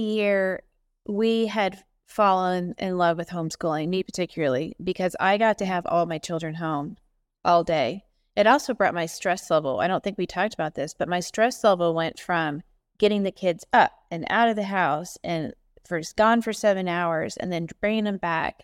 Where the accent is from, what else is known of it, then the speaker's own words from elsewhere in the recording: Indiana, United States; moved away as an adult; now in Ohio, United States; My daddy was an assistant pastor at a church in Indiana. He was the headmaster of the Christian school. Um, so I went and had an excellent Christian education from kindergarten to twelfth grade.